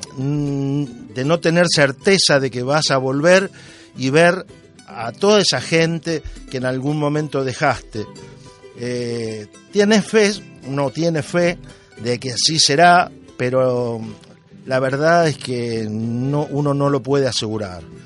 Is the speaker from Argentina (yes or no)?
yes; Argentina; now in Spain; nací en Argentina, pero hoy mis vecinos son españoles, mayormente andaluces.